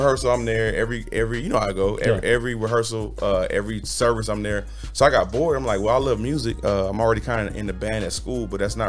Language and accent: English; Los Angeles, California, United States; also born or lived in St. Louis / Houston; I was raised in Los Angeles, California, St. Louis, Missouri, and Houston.